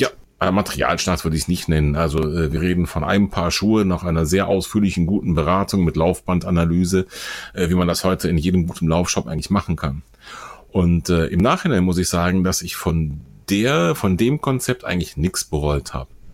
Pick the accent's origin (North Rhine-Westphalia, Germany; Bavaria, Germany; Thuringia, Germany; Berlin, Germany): North Rhine-Westphalia, Germany; Bonn; weil Bonn unserer beider Heimatstadt ist.